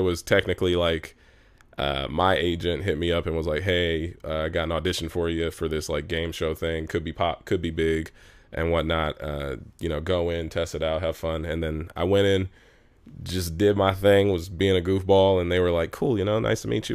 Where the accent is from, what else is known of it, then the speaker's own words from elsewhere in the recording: Los Angeles, California, United States; I'm from Los Angeles, where we're at right now, which is very rare because I'm I'm an entertainer who's actually from here.